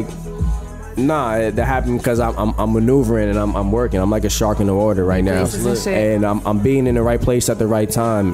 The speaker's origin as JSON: {"language": "English", "region": "New Jersey", "country": "United States", "said": "we both from Jersey"}